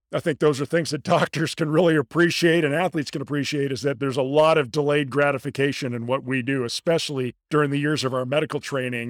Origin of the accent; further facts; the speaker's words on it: La Jolla, California, United States; moved away as an adult; also born or lived in Houston, Texas; I grew up in La Jolla, California. It's a small suburb of San Diego